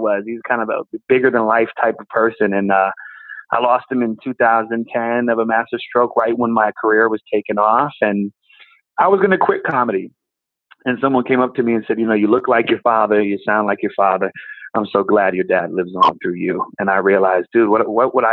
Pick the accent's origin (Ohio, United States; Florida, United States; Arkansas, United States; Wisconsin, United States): Wisconsin, United States; Racine; I was born in Racine, Wisconsin, which is between Milwaukee and Chicago